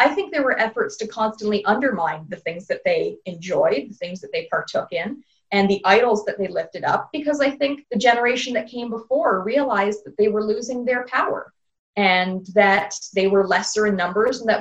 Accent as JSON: {"language": "English", "region": "Ontario", "country": "Canada", "said": "I'm from Canada"}